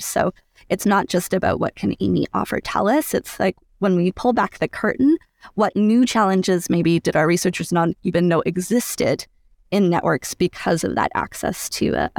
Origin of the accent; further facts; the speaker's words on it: Edmonton, Alberta, Canada; So I was born and raised here in Edmonton. And I remember being in elementary school and going to the EdTel Museum off White Ave.